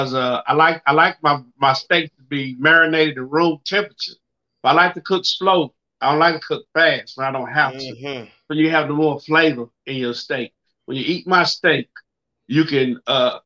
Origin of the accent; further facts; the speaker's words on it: the South, United States; I'm from the South.